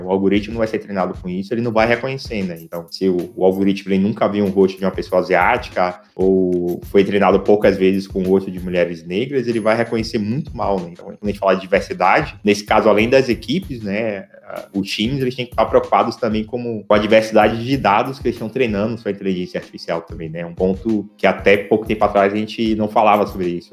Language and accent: Portuguese; Salvador, Bahia, Brazil; eu sou de Salvador